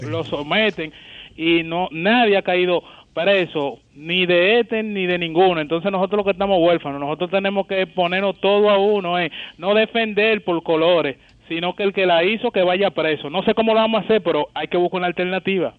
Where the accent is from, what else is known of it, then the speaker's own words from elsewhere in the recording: Dominican Republic; Nosotros como dominicanos